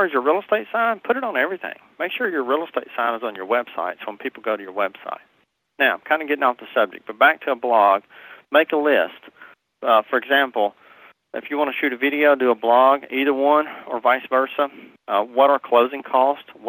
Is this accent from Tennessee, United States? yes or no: yes; Nashville, Tennessee, United States; moved away; also born or lived in Hendersonville, Tennessee; I'm born and raised in Nashville, Tennessee. My accent's not going anywhere.